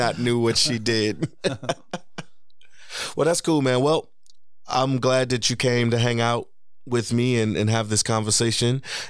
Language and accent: English; Dublin, Leinster, Ireland; And I would say I'm from the west side of Dublin.